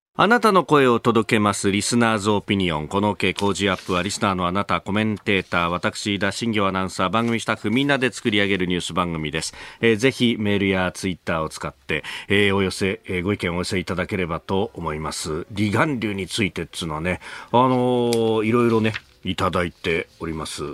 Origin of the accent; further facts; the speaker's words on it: Yokosuka, Kanagawa, Japan; 私は横須賀の出身